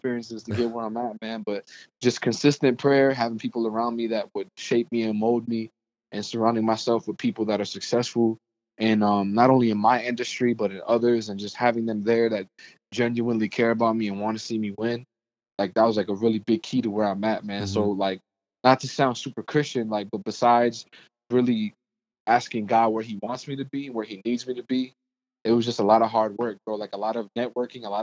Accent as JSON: {"language": "English", "town": "New York City", "region": "New York", "country": "United States", "tie": "born or raised there", "moved": "yes", "lives_now": "Atlanta, United States", "said": "I was born and raised in Brooklyn, New York"}